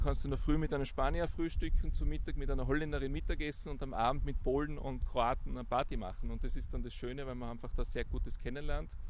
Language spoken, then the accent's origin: German; Innsbruck, Tyrol, Austria; Also aufgewachsen in Innsbruck, dort zur Schule gegangen, Matura in der Handelsakademie Innsbruck, danach Studium.